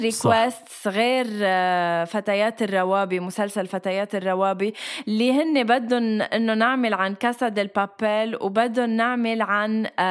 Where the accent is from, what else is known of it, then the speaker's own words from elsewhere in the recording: Lebanon; moved away as an adult; now in Dubai, United Arab Emirates; اني جيت من لبنان من المصايب اللي فيه وجيت على دبي